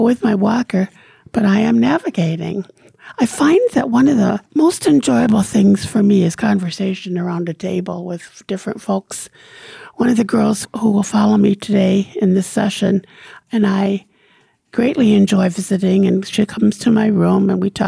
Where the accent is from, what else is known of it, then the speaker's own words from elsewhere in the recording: Jamestown, United States; I was born in Jamestown and lived here all my life